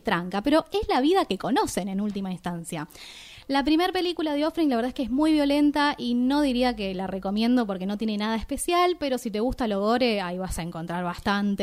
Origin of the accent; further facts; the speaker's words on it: Argentina; como mujeres argentinas